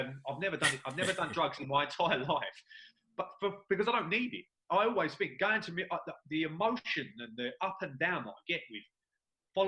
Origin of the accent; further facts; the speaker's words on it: London, United Kingdom; I was born and brought up in New Cross.